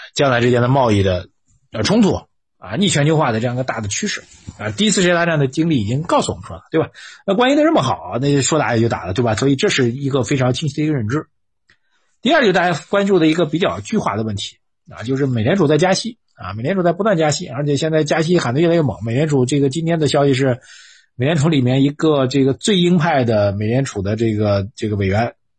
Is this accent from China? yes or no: yes; China; 我们中国人